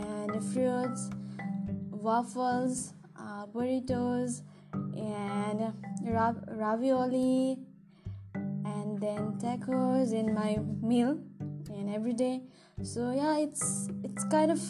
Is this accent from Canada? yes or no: no; Nepal; moved away as an adult; now in Minnesota, United States; I'm from Nepal